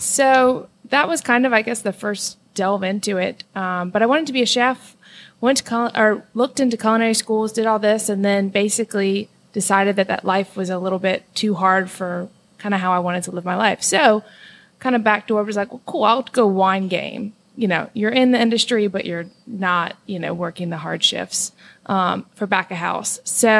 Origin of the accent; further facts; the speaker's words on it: New Orleans, Louisiana, United States; also born or lived in Mississippi; So, yes, I'm born and raised in New Orleans.